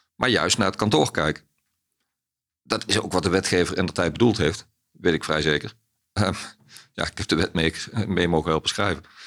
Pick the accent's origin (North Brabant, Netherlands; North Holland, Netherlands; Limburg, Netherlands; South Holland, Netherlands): Limburg, Netherlands; Ittervoort; opgegroeid in Limburg